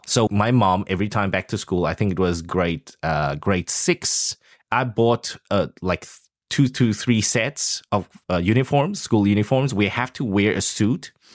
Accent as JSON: {"language": "English", "region": "Taichung", "country": "Taiwan", "said": "I come from a third world country. I mean, Taichung"}